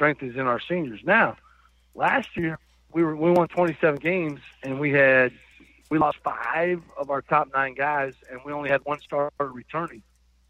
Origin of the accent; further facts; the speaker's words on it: Iowa, United States; moved away as an adult; also born or lived in Arkansas; I grew up in Iowa and as a young person and moved to Arkansas when I was a senior in college